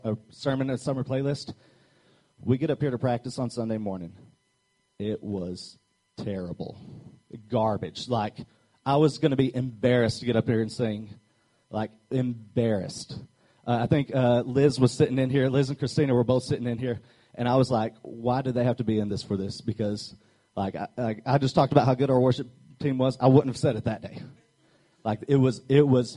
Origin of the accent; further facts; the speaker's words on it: Arkansas, United States; I'm from Arkansas